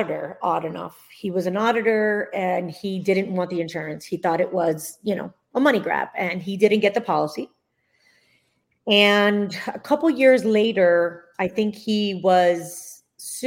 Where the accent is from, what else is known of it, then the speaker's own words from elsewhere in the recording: Miami, Florida, United States; I am a Florida native, born and raised in Miami